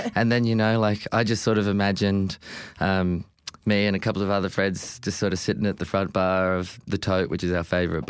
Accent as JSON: {"language": "English", "town": "Adelaide", "region": "South Australia", "country": "Australia", "moved": "yes", "lives_now": "Melbourne, Australia", "said": "I'm from Adelaide, but we all live in Melbourne now."}